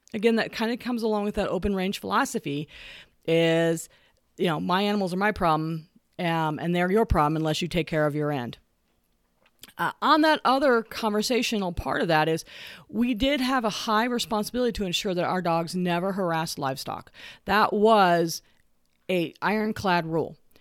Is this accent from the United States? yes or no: yes; the West, United States; I grew up here in the West